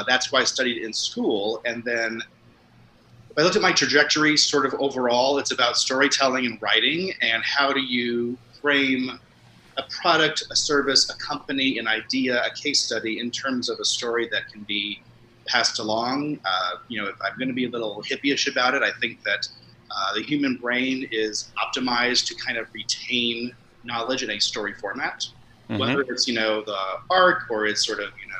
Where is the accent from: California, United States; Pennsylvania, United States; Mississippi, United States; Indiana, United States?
Indiana, United States; moved away as an adult; now in San Francisco, United States; I currently live in San Francisco, but I'm from Indiana.